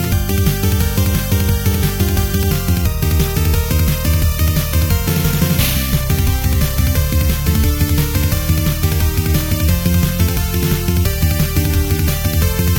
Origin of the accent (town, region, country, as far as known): North Fond du Lac, Wisconsin, United States; born or raised there; moved away